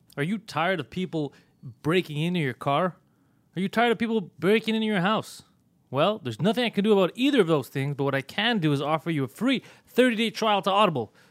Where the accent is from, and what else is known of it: Montreal, Quebec, Canada; born or raised there